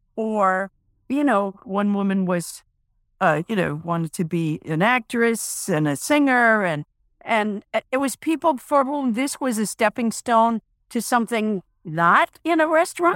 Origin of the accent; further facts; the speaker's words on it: New England, United States; I'm from New England